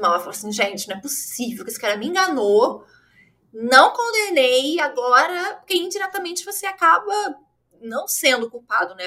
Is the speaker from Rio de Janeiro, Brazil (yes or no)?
yes; Rio de Janeiro, Brazil; eu sou do Rio, como meu sotaque me condena